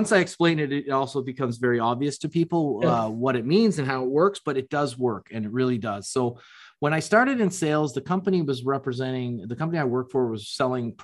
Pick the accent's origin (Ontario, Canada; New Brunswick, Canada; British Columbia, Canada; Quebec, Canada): Ontario, Canada; Toronto; I'm from Toronto